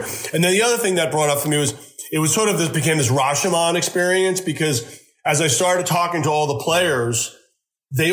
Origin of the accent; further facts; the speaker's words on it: Huntington, New York, United States; I grew up on Long Island in Huntington